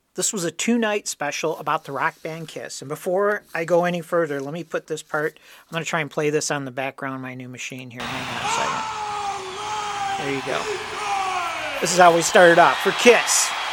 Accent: Dearborn Heights, Michigan, United States; also born or lived in Detroit; my family, we moved from Detroit. We lived down in Detroit proper and moved out to the fancy suburbs of Dearborn Heights

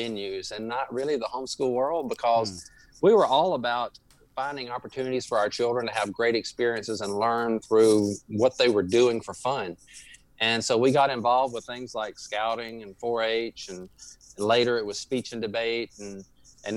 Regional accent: Louisiana, United States; accent: drawl; we are from Louisiana. We're native Louisianians

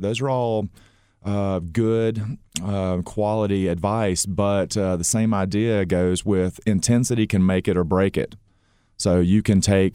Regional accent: Gainesville, Georgia, United States; Born and raised, Gainesville, Georgia

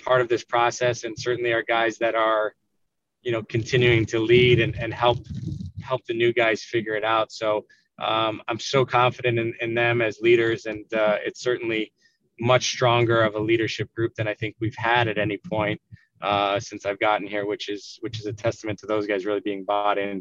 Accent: Canada; now in Philadelphia, United States; growing up in Canada

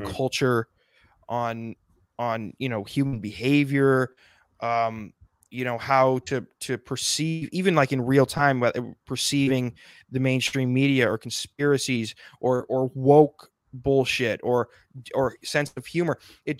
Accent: South Dakota, United States; I'm from South Dakota.

